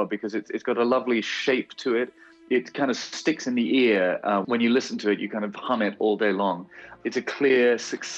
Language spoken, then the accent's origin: English; United Kingdom; moved away; I'm a Brit abroad